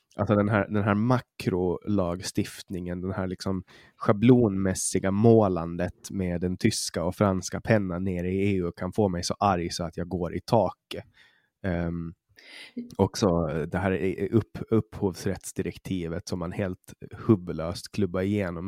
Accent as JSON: {"language": "Swedish", "region": "Åland", "country": "Åland Islands", "also_born_or_lived": "Stockholm", "said": "som ålänning"}